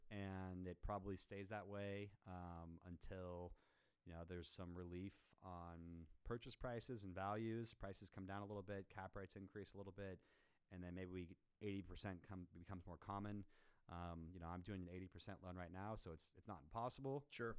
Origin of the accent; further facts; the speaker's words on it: Kansas City, United States; also born or lived in Chicago, Illinois; now in Dallas, United States; I'm originally from Kansas City. Um, I've been in Dallas since 2014.